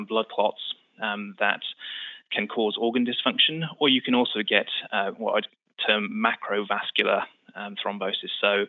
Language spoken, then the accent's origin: English; United Kingdom; moved away as an adult; now in United States; as you can tell from the accent, I'm not originally from New York. We moved from the UK about 5 years ago.